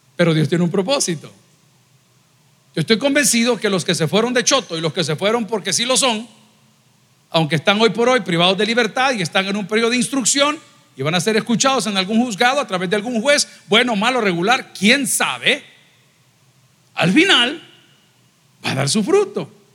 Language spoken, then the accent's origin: Spanish; El Salvador; cuántos somos salvadoreños aquí